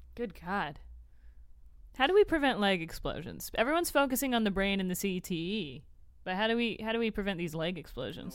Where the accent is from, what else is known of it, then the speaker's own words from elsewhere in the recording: Tampa, Florida, United States; moved away; the Bucks are actually my true home team. I'm from Tampa